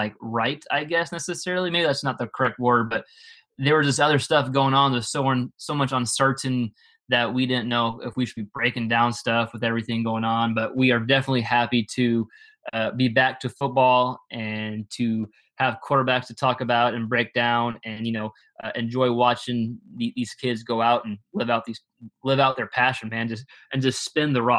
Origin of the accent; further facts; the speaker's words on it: Texas, United States; growing up in Texas